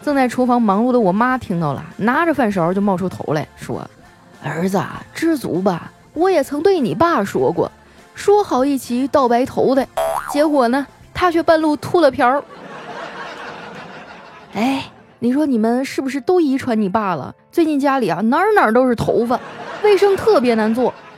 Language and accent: Chinese; Northeast China, China; 我们东北人呢，都爱讨个吉利